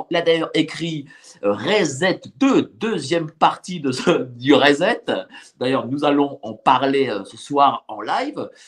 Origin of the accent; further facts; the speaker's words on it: Paris, Île-de-France, France; moi, je suis parisien et lorsque je marche dans Paris